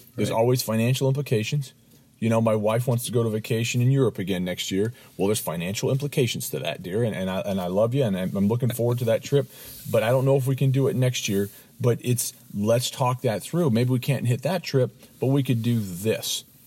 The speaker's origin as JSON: {"language": "English", "town": "Los Angeles", "region": "California", "country": "United States", "tie": "born or raised there", "said": "I grew up in Los Angeles, California"}